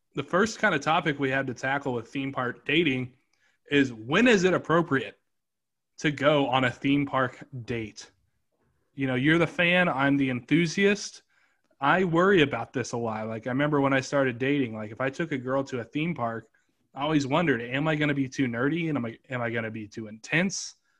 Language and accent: English; Kansas City, Missouri, United States; moved away as an adult; also born or lived in Atlanta; my hometown was Kansas City at the time